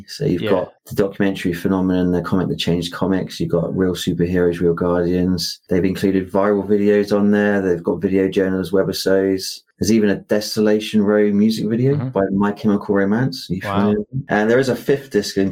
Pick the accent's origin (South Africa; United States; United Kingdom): United Kingdom; accent: British; I'm British